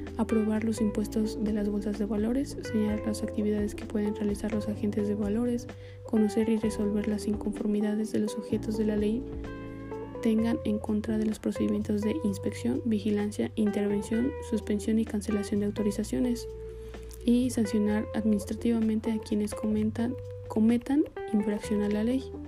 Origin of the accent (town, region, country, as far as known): Mexico